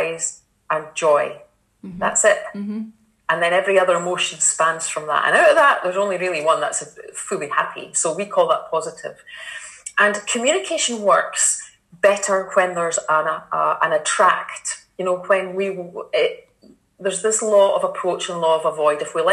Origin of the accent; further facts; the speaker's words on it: Kinross, Scotland, United Kingdom; I was born and brought up in Kinross in a council estate